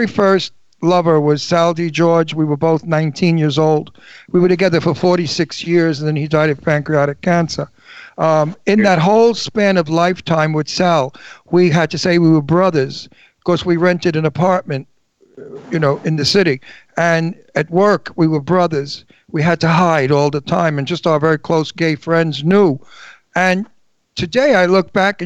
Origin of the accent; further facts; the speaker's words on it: New York, United States; accent: Brooklyn; now in Pennsylvania, United States; my hometown of New York